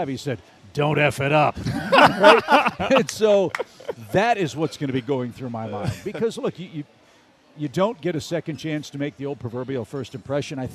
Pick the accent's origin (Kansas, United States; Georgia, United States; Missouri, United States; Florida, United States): Missouri, United States; West St. Louis County; moved away; growing up in West St. Louis County, I'm 58 years old now